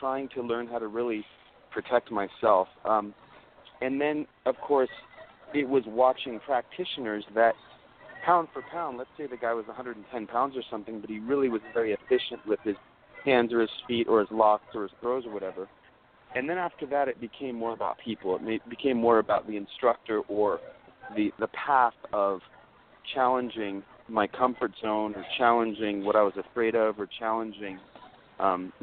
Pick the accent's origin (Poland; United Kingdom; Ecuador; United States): United States; Orange County, California; I grew up mostly in Orange County